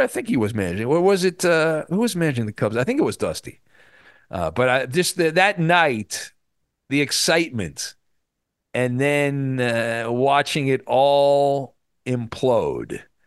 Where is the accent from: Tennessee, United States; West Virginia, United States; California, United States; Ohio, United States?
California, United States; near Disneyland; I grew up kind of near Disneyland